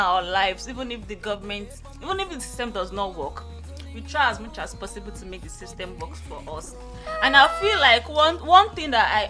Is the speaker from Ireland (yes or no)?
no; Nigeria; as a Nigerian